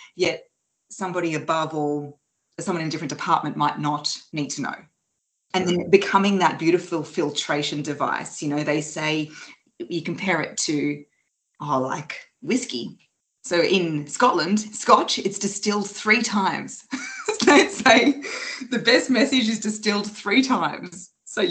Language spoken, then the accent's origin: English; Australia; I'm from Australia